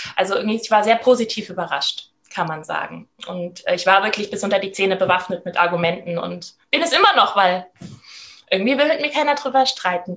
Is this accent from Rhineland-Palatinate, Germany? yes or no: yes; Rhineland-Palatinate, Germany; ich komme aus Rheinland-Pfalz